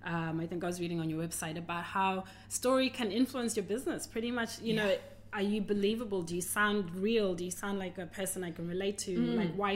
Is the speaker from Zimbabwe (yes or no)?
yes; Zimbabwe; now in Australia; Oh, I came from Zimbabwe to Australia.